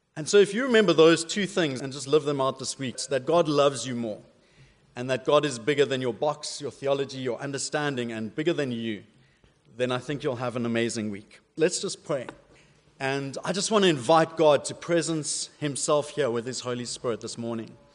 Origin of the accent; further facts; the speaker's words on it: South Africa; accent: South African; moved away; my South African accent's a bit weird